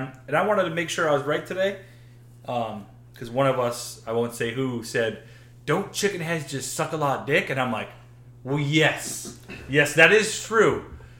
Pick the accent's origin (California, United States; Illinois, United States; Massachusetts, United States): Massachusetts, United States; Springfield; I was born and raised in Springfield